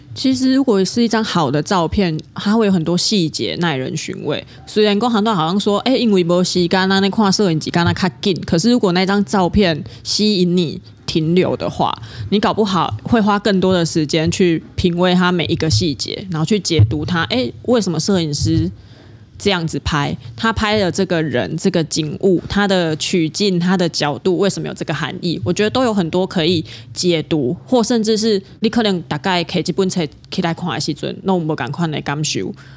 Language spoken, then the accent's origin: Chinese; Kaohsiung, Taiwan; 我们高雄人嘛，所以我的第一条认识的河流一定是高平溪嘛